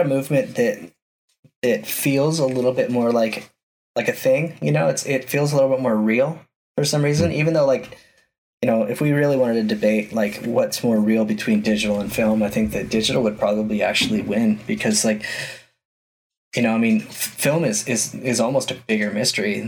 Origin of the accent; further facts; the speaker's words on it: Utah, United States; my home state of Utah